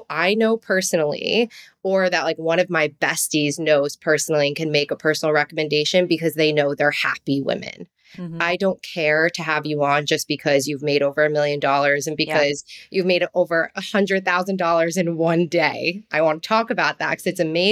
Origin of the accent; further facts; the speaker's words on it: New Jersey, United States; accent: Jersey; my little twinge of Jersey and that like Italian passion